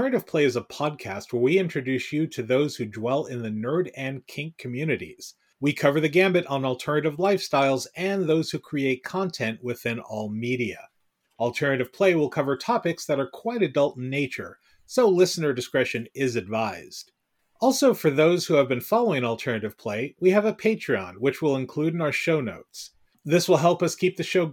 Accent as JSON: {"language": "English", "town": "San Francisco", "region": "California", "country": "United States", "tie": "born or raised there", "moved": "as an adult", "lives_now": "East Coast, United States", "said": "I was a native San Franciscan"}